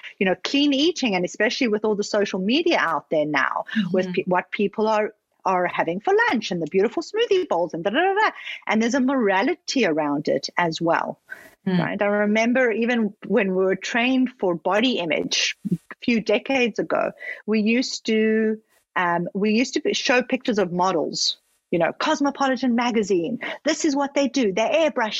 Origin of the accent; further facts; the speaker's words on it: Johannesburg, Gauteng, South Africa; now in Toronto, Canada; I grew up in Johannesburg, which is very image conscious